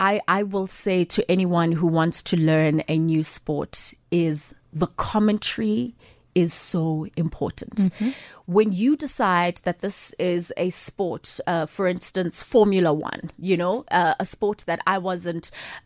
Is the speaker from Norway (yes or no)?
no; Soweto, Gauteng, South Africa; just the environment that I was growing up in Soweto, where there was just this love for football, you know?